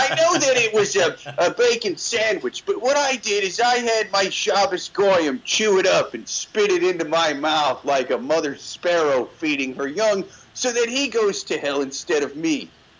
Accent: Midwest, United States; born there; I was born an atheist in the Midwest on a pile of bacon.

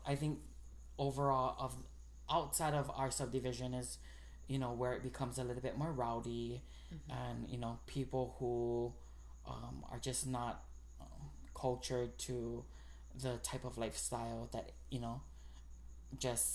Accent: Nanakuli, Hawaii, United States; also born or lived in Kalihi, Honolulu; growing up in Nanakuli was a little bit different. We came from Kalihi

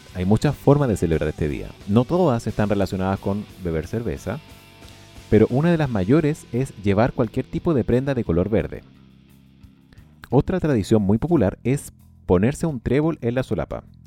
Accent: Marbella, Andalusia, Spain; moved away as an adult; now in Ireland; soy de Marbella, España, y vivo en Irlanda hace un mes y medio

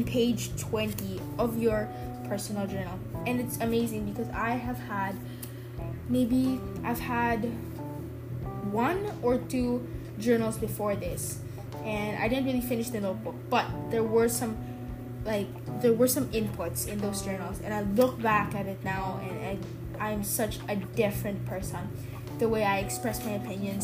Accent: Philippines; I'm from the Philippines

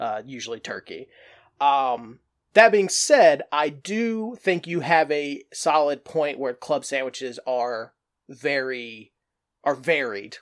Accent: the South, United States; also born or lived in North Carolina coast; now in North Carolina, United States; growing up in the South

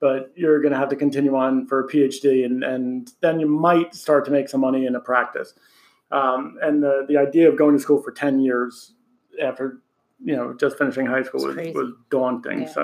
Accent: Aberdeen, New Jersey, United States; also born or lived in Philadelphia, Pennsylvania; I've been in Monmouth County all my life.

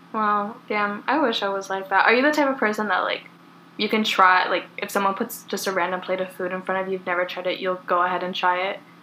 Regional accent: California, United States; also born or lived in Oregon; we were both born and raised in California

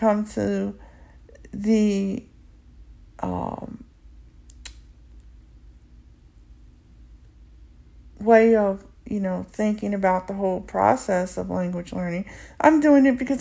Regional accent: United States; first language English; I'm a native born English speaker here in the U.S. and I'm African American

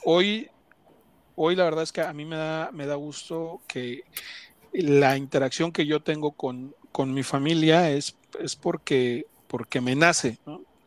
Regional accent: Ecatepec, State of Mexico, Mexico; soy de Catepec

